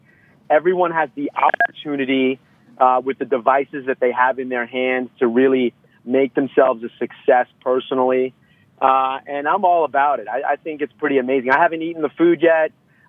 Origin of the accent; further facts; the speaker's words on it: Long Island, New York, United States; also born or lived in Atlanta / Manhattan / Brooklyn; now in San Diego, United States; As a Long Islander